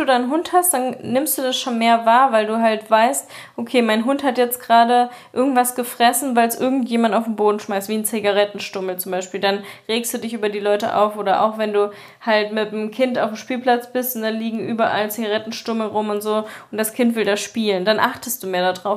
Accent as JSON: {"language": "German", "town": "Eschwege", "region": "Hesse", "country": "Germany", "tie": "born or raised there", "said": "das Open Flair ist in meiner Heimat halt so ein bekanntes Festival"}